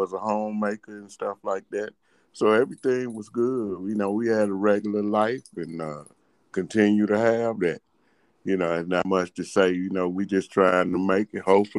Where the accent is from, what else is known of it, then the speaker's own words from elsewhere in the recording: St. Louis, Missouri, United States; But we're from St. Louis. I was born in the projects.